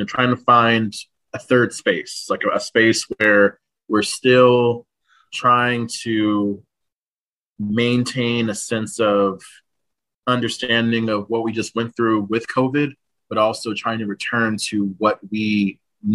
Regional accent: San Antonio, Texas, United States; my hometown of San Antonio

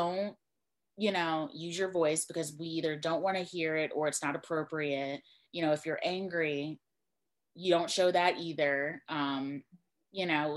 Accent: Mobile, Alabama, United States; my background is I am from Mobile, Alabama, which is right along the coast. It's like deep south

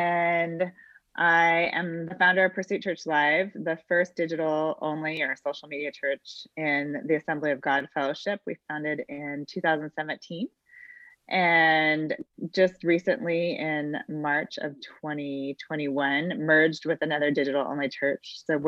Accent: Pacific Northwest, United States; born or raised there

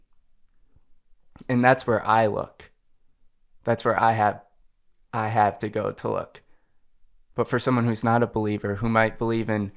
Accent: United States; I'm an American

